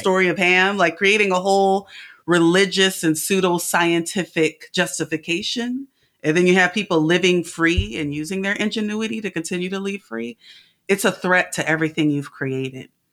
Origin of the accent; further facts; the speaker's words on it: California, United States; I'm from California